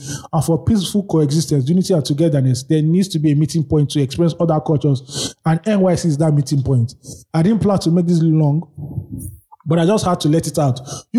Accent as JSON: {"language": "English", "region": "Delta", "country": "Nigeria", "also_born_or_lived": "Lagos", "said": "Okay, I'm from Delta State. I lived in Lagos at the time, schooled in Enugu State, and served in Abia State."}